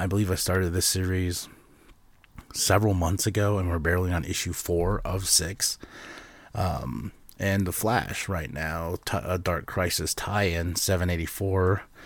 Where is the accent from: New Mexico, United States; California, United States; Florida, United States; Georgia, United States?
New Mexico, United States; Shiprock; my hometown, Ship Rock, New Mexico